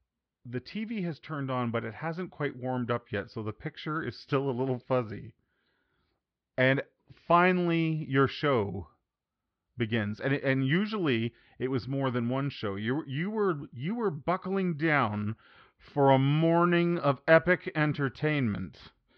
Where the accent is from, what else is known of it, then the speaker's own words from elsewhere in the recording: Canada; growing up in Canada, for at least Jason